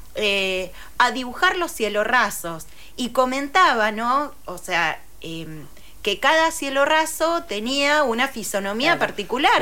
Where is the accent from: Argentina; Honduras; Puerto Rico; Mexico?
Argentina; Rosario, Santa Fe; soy rosarina